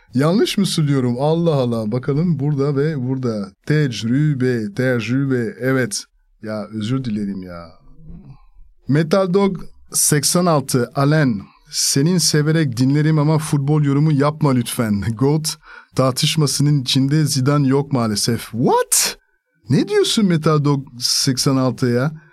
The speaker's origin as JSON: {"language": "Turkish", "country": "France", "also_born_or_lived": "Spain / Italy / Greece / Turkey", "first_language": "French", "second_language": "Turkish", "moved": "as an adult"}